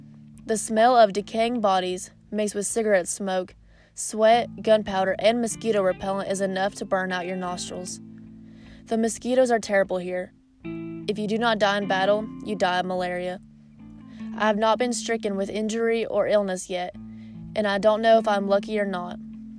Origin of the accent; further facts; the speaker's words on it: North Carolina, United States; This is my farm, this is my home. I grew up in Madison County, North Carolina. We lived on and ran the family farm for generations.